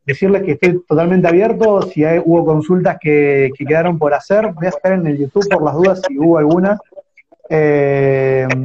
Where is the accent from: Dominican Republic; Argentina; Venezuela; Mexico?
Argentina; López; yo soy de López, un pueblo de, 1.700 habitantes